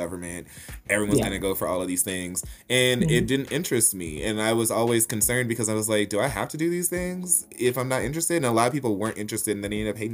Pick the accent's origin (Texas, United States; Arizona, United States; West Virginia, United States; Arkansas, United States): Arkansas, United States; Little Rock; moved away as an adult; also born or lived in Memphis, Tennessee / Denver, Colorado; growing up in Little Rock, Arkansas